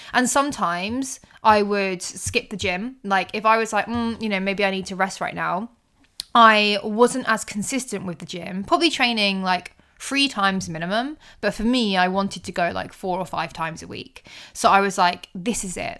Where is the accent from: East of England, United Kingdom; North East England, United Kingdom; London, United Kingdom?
East of England, United Kingdom; Colchester; Colchester, my hometown